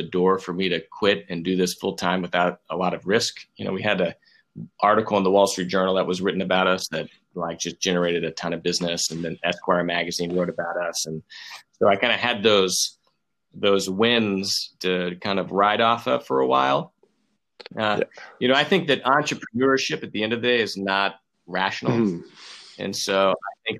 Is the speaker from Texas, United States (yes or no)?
yes; Texas, United States; I grew up in Texas. I'm from Texas